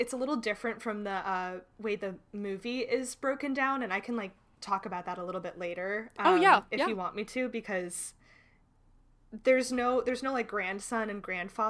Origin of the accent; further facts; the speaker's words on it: Chicago, Illinois, United States; As a Chicagoan, that's very exciting to me.